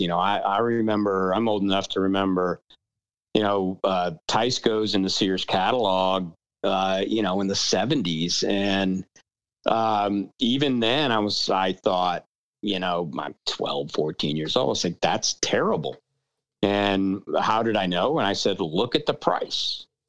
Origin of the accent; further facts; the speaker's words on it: New Orleans, Louisiana, United States; now in Austin, United States; I, I grew up in New Orleans